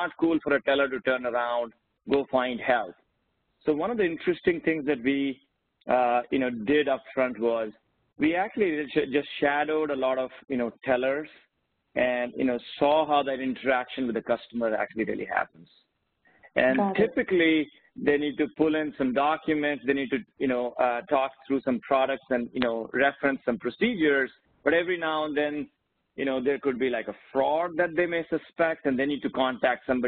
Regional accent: India; now in United States; I grew up in India

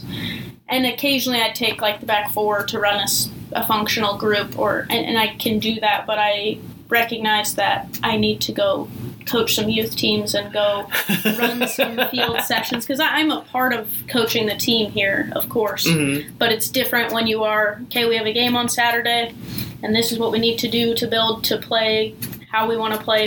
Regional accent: Houston, Texas, United States; growing up in Houston

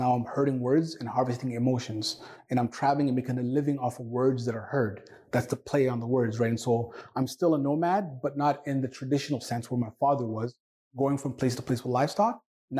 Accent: Canada; first language Somali; English is a second language; also born or lived in Somalia / Toronto; I am a Somali-born Canadian. I am proud to be Canadian. I grew up in Ontario/Alberta. I started school when I was 8 years of age, and English was one of the most challenging things to learn

